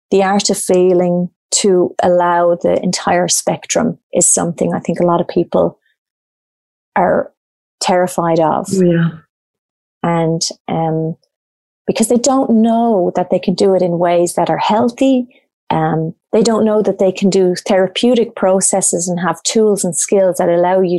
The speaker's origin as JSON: {"language": "English", "country": "Australia", "said": "Obviously, I'm Irish Australian"}